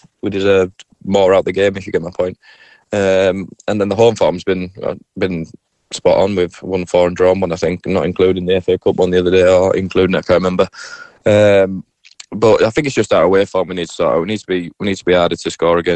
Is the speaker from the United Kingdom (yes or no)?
yes; Scarborough, Yorkshire and the Humber, United Kingdom; Pretty much my hometown club